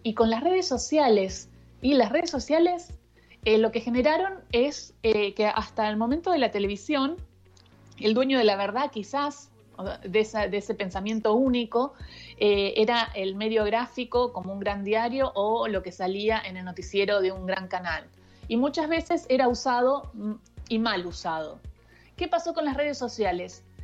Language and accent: Spanish; Río Gallegos, Santa Cruz, Argentina; also born or lived in Rosario; now in Buenos Aires, Argentina; yo me crié, yo nací en Rosario, y mis viejos eh, militaban, era el año 77, un momento muy difícil en la Argentina, y entonces eh, se hicieron como el exilio interno y, me crié en Río Gallegos